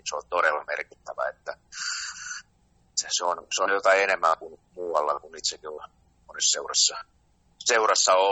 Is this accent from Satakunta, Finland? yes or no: yes; Pori, Satakunta, Finland; ylpeitä, että olla, ollaan, ollaan tota, suomalaisia ja ollaan, ollaan porilaisia.